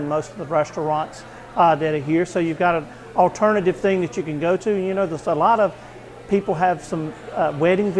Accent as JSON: {"language": "English", "region": "Eastern North Carolina", "country": "United States", "also_born_or_lived": "Oregon", "said": "I'm originally from Eastern North Carolina"}